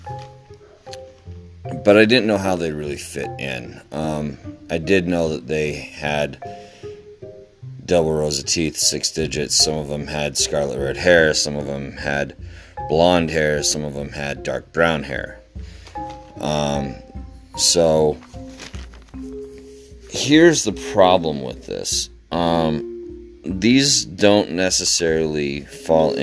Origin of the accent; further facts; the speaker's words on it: Utah, United States; my hometown here in the great state of Utah